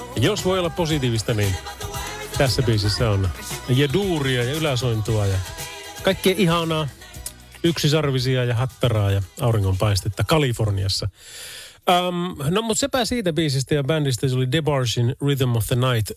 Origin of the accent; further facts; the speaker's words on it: Oulu, North Ostrobothnia, Finland; Täällä ollaan Oulusta